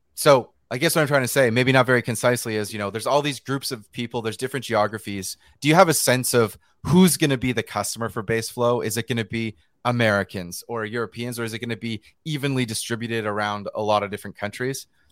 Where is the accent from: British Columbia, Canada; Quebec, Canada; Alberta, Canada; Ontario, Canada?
British Columbia, Canada; also born or lived in New York, United States; I'm from British Columbia in Western Canada